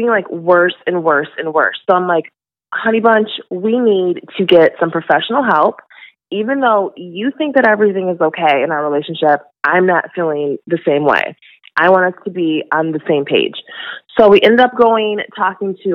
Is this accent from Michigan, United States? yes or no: yes; Michigan, United States; moved away as an adult; now in California, United States; I'm originally from Michigan